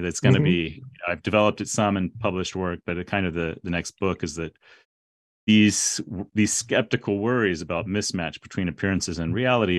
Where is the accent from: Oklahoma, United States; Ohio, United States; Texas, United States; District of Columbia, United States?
Texas, United States; San Antonio; Yeah, well, I grew up in San Antonio, Texas, going to Church of Christ, it was called.